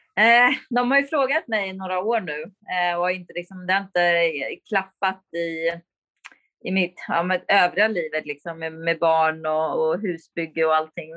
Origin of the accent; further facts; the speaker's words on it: Sweden; moved away as an adult; also born or lived in United States; mina föräldrar var ju hemma i Sverige och jag var i USA